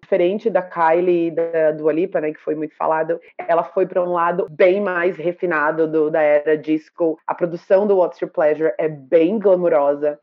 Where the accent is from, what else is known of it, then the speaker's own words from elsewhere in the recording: Salvador, Bahia, Brazil; Eu, como baiana soteropolitana